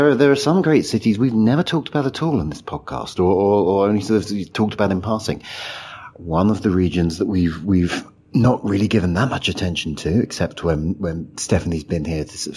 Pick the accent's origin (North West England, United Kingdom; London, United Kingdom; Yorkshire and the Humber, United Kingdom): London, United Kingdom; You know, I'm I'm from London. I'm a London transport nerd. I spend my life looking at the tube map. We're based in London